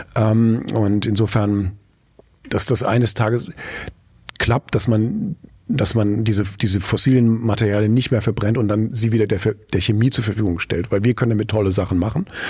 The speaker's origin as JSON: {"language": "German", "town": "Frankfurt", "region": "Hesse", "country": "Germany", "tie": "born or raised there", "moved": "yes", "lives_now": "Mülheim an der Ruhr, Germany", "said": "in meiner Heimatstadt äh, äh, Frankfurt"}